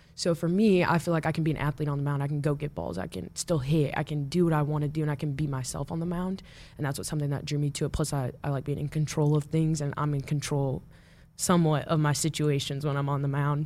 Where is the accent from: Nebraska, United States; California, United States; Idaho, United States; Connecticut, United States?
Nebraska, United States; Omaha; also born or lived in Papillion, Nebraska; I grew up in Omaha